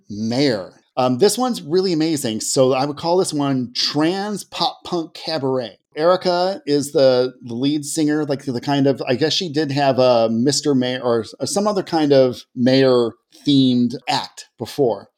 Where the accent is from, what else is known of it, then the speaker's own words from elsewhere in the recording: Seattle, Washington, United States; here in my hometown of West Seattle